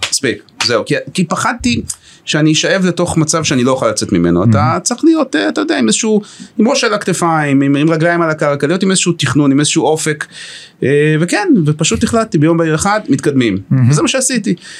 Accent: Haifa, Haifa District, Israel; גר בחיפה, יליד חיפה, הכי לוקל פטריוט

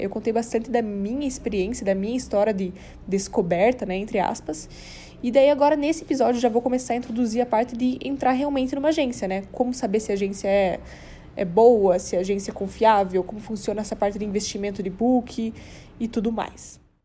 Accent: South Region, Brazil; now in São Paulo, Brazil; lá na minha cidade, lá no sul

